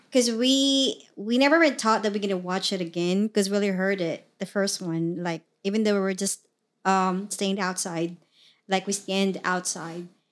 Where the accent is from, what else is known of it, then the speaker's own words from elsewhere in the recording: Mindanao, Philippines; English is a second language; moved away as an adult; now in United States; I was originally from the Philippines, born and raised in the Philippines